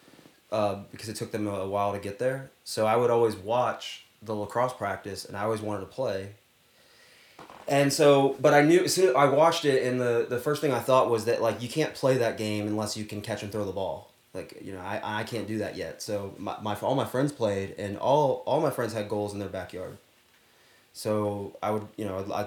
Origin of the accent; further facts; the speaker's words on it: Charlotte, North Carolina, United States; moved away; I grew up in Charlotte, North Carolina